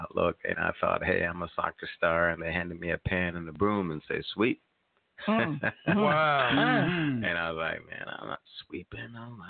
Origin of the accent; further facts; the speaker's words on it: Jamaica; moved away as an adult; also born or lived in Orlando, Florida; now in Tulsa, United States; So, you know, I was born in Jamaica. Went to high school in Jamaica, played soccer in Jamaica, and had the opportunity to go to Orlando, Florida for college.